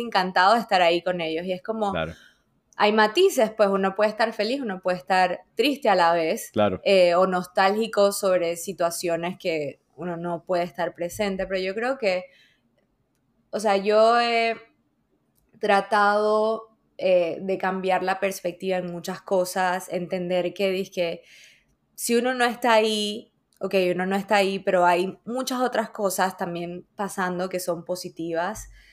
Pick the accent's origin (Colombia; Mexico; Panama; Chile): Panama; moved away; also born or lived in Dominican Republic; después nos mudamos y al principio eh, íbamos, o sea, nos mudamos a Panamá